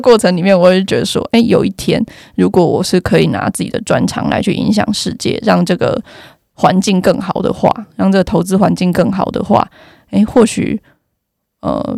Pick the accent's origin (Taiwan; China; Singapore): Taiwan; Yilan County; accent: Yilan accent; moved away as an adult; 因为我是宜兰人嘛